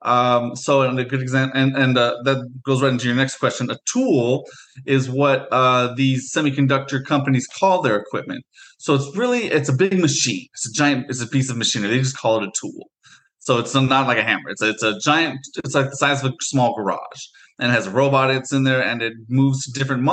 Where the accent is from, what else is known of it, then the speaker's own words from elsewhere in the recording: Portland, Oregon, United States; also born or lived in Beaverton, Oregon; I'm actually from the Portland area, so I've lived in and out of Portland and Beaverton pretty much growing up my whole life.